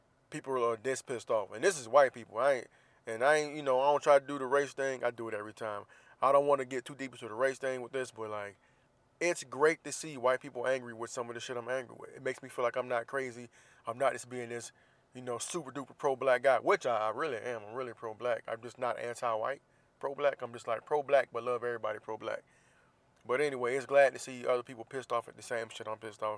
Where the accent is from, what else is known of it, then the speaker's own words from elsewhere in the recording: Jacksonville, Florida, United States; now in San Diego, United States; Jacksonville, Florida, my hometown